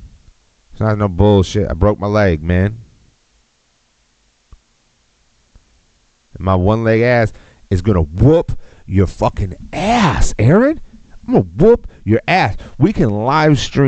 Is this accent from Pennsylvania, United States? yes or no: no; Texas, United States; now in Austin, United States